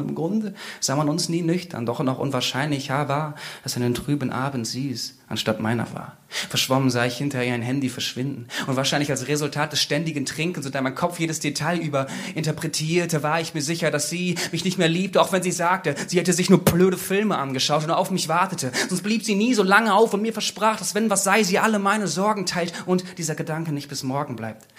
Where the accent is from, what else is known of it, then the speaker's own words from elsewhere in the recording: Bad Bentheim, Lower Saxony, Germany; moved away as an adult; Und ich bin vor kurzem ja wieder in mein Heimatdorf zurückgezogen, Bad Bentheim.